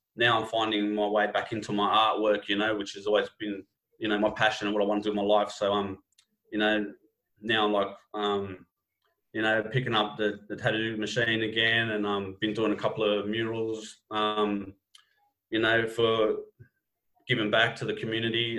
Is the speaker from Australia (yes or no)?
yes; Sydney, New South Wales, Australia; my hometown, Sydney, you know, in the West